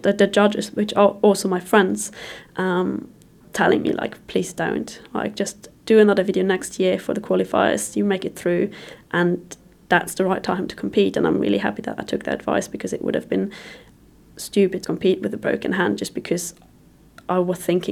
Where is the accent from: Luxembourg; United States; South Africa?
Luxembourg; moved away as an adult; I moved away from Luxembourg when I was 19